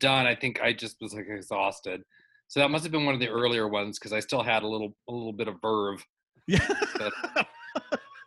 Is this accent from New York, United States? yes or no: no; Burbank, California, United States; I grew up in Burbank, California.